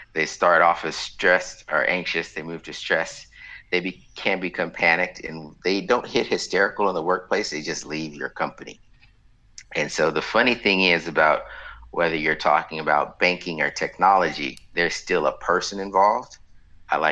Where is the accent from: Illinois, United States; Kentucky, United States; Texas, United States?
Texas, United States; Waller; I'm from the center of the known universe called Waller